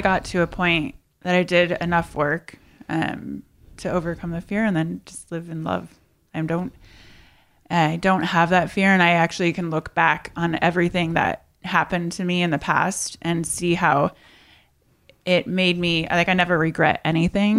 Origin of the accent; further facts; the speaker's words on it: Indiana, United States; moved away as an adult; now in California, United States; I'm originally from Indiana. Midwest girl, and I moved to California at eighteen.